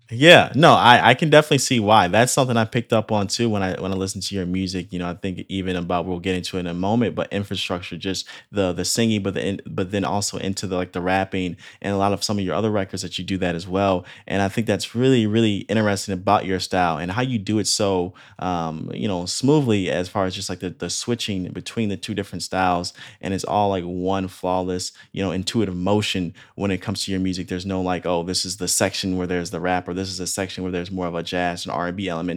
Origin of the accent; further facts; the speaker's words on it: Illinois, United States; now in Orange County, United States; I'm originally from Illinois